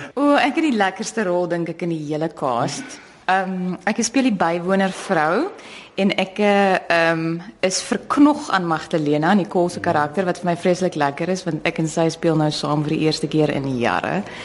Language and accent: Afrikaans; South Africa